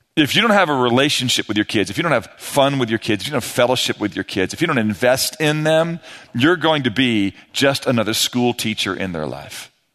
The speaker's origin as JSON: {"language": "English", "town": "St. Louis", "region": "Missouri", "country": "United States", "tie": "born or raised there", "moved": "as an adult", "lives_now": "Texas, United States", "said": "I grew up in Saint Louis"}